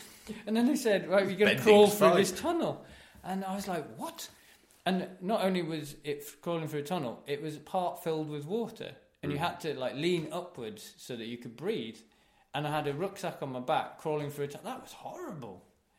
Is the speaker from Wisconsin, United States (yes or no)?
yes; Wisconsin, United States; I'm from Wisconsin.